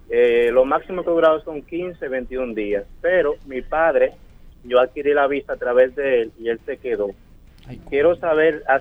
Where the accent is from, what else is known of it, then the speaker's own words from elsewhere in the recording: Venezuela; moved away as an adult; now in Dominican Republic; Yo soy venezolano, eh, resido ya aquí siete años en la República Dominicana.